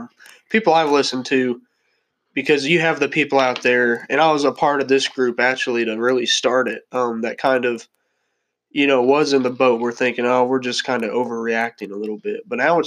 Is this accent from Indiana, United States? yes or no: yes; Indianapolis, Indiana, United States; We were, if you don't know, we are from the Indianapolis area. And so the Big Ten basketball tournament is held in Indianapolis.